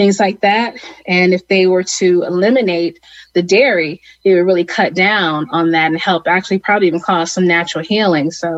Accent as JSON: {"language": "English", "town": "Cleveland", "region": "Ohio", "country": "United States", "tie": "born or raised there", "said": "I grew up in Cleveland, Ohio"}